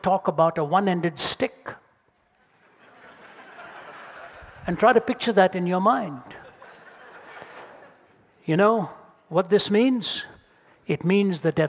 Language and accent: English; India; moved away; I come from India, speak two or three myself